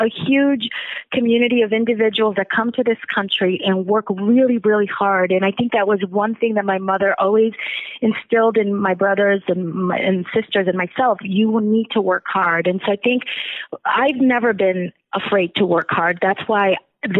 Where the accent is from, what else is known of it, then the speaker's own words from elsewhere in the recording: Chicago, Illinois, United States; also born or lived in Zacatecas, Mexico; we arrived in Chicago when I was 8 years old in the Near West Side